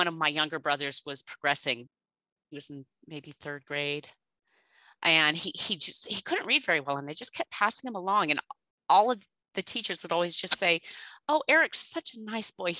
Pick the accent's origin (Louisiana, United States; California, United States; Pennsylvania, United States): California, United States; Southern; also born or lived in Napa, California / Idaho / Illinois / Florida; I was born in Southern California. And when I was 14 years old, my parents moved up to Napa.